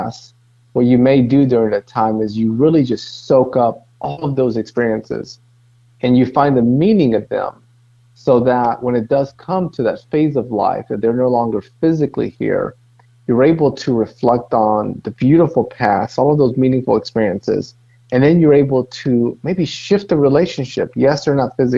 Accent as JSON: {"language": "English", "country": "Dominican Republic", "moved": "yes", "lives_now": "Greensboro, United States", "said": "Originally, I'm from Dominican Republic."}